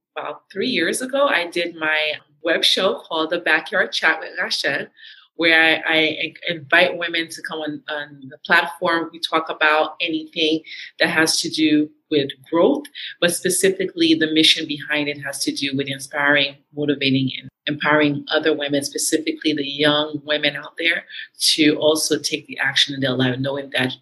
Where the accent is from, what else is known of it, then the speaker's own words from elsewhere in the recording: Haiti; moved away; also born or lived in New York City, United States; I am a Haitian American. I was born in New York City and I was raised in Haiti